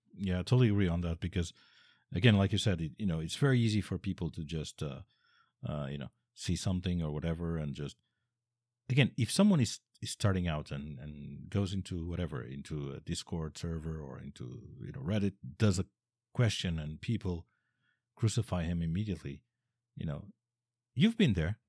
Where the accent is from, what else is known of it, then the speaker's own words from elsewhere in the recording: Portugal; I'm Portuguese, I come from Portugal